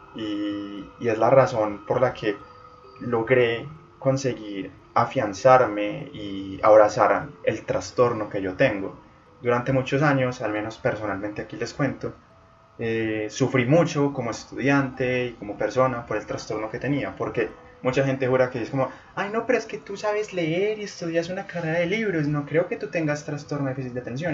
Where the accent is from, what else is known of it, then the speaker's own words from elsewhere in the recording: Colombia; en Colombia, centrémonos en mi país, en mi región